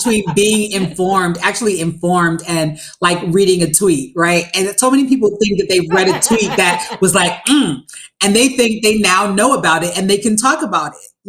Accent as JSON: {"language": "English", "region": "New Jersey", "country": "United States", "tie": "born or raised there", "said": "And see, we grew up in Jersey, Jess."}